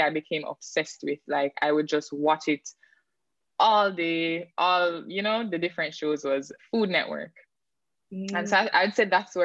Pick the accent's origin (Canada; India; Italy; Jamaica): Jamaica; St. Ann, Saint Ann; also born or lived in Kingston, Jamaica; when I was growing up in St. Anne, I didn't have cable television